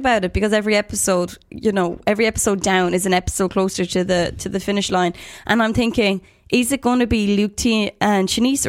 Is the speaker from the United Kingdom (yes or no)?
yes; Manchester, North West England, United Kingdom; Callum was great at the beginning because we're both from Manchester and I was like, there's a connection